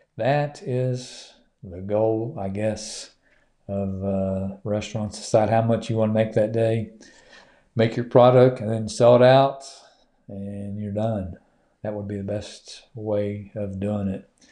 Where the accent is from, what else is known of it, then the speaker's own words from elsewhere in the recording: Duncan, Oklahoma, United States; from my hometown there in, uh, Duncan